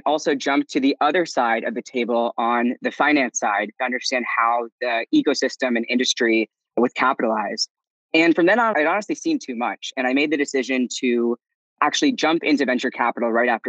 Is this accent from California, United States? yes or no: no; D.C., District of Columbia, United States; I grew up outside of Washington, D.C.